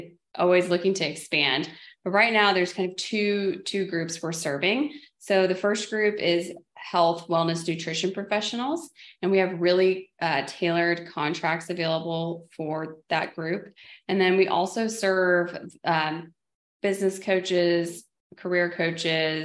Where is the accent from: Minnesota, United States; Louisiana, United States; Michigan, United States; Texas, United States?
Texas, United States; Dallas; I'm from the Dallas, Texas area